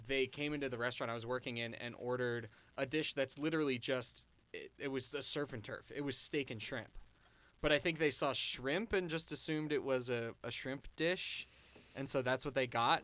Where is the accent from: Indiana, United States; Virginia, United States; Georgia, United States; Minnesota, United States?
Virginia, United States; we're from Virginia, but we're from the D C area of Virginia. We were raised by two New Yorkers